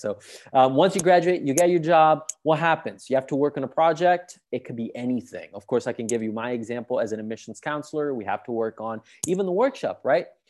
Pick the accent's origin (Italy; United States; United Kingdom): Italy; Sicily; English is a second language; moved away as an adult; now in Rome, Italy; I'm from Sicily, from the south of Italy